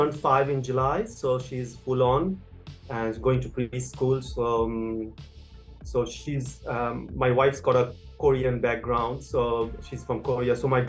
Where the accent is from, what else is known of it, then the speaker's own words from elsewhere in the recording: India; moved away as an adult; now in Sydney, Australia; I come from India, and I came in 2006.